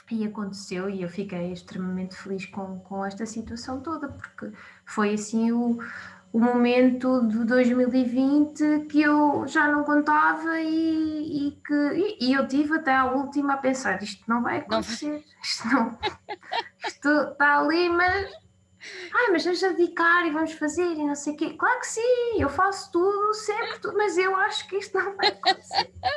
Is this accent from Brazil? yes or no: no; Gouveia, Centro, Portugal; moved away as an adult; also born or lived in Guarda / Coimbra; now in Lisbon, Portugal; Sou de Gouveia eh, e, portanto, depois estive a Gouveia do secundário